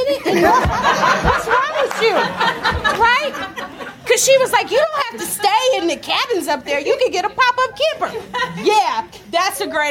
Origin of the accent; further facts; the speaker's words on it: Arkansas, United States; I grew up in Arkansas